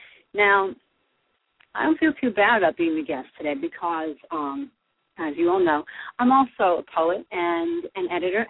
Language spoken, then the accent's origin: English; New Jersey, United States; you all know I'm from Jersey